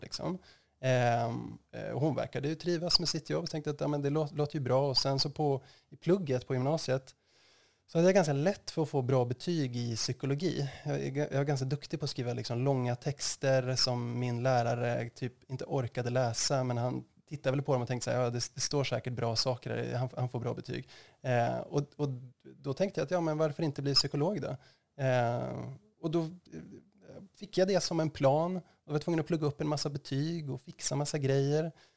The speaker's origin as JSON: {"language": "Swedish", "town": "Östersund", "region": "Jämtland", "country": "Sweden", "tie": "born or raised there", "also_born_or_lived": "Uppsala", "moved": "as an adult", "said": "jag är född och uppvuxen i Östersund"}